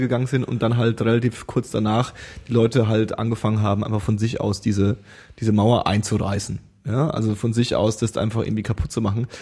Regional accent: Franconia, Bavaria, Germany; ich komme ja aus Franken

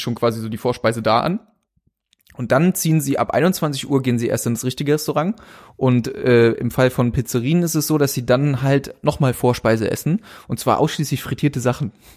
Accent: Germany; aus Deutschland

